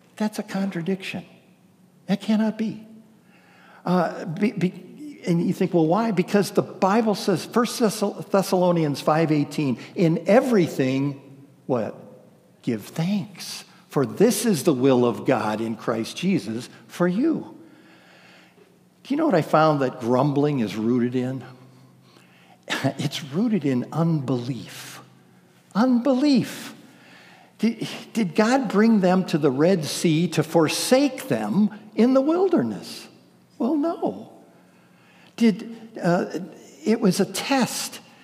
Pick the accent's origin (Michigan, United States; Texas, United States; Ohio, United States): Ohio, United States; moved away; I'm from Ohio